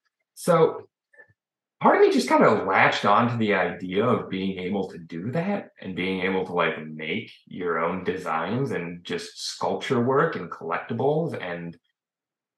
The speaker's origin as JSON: {"language": "English", "town": "Chicago", "region": "Illinois", "country": "United States", "said": "I'm from Chicago"}